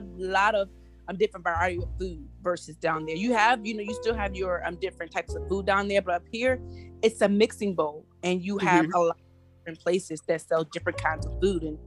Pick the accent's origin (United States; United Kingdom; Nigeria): United States; Virginia Beach / Norfolk area; now in Washington, D.C., United States; I am from the 757 Virginia Beach area in Norfolk area, but I live in the Washington, D.C. area